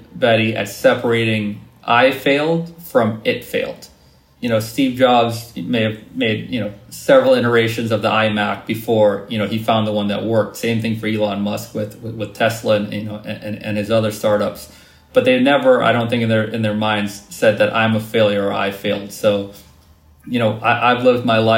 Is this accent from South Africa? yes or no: no; Trinidad & Tobago; my experiences growing up in Trinidad